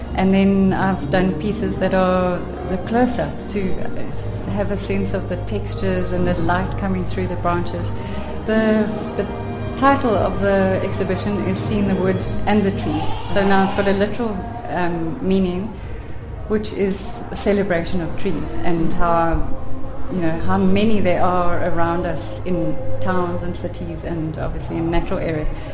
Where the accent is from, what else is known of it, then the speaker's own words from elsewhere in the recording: Cape Town, Western Cape, South Africa; moved away as an adult; now in Little Karoo, South Africa; I'm originally from Cape Town, but we've lived in the Little Karoo on Gamke Berg Natuurreservaat for the last 25 years.